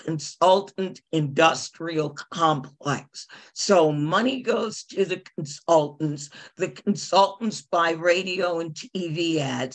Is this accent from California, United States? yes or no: no; Virginia, United States; I am not from Georgia. I am from Virginia.